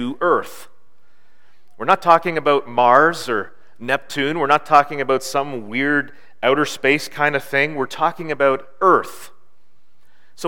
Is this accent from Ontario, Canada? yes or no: yes; Bancroft, Ontario, Canada; I grew up in Bancroft in Northern Ontario.